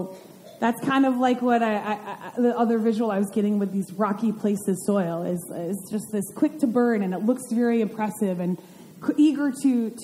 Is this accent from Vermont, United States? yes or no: yes; Vermont, United States; I grew up in Vermont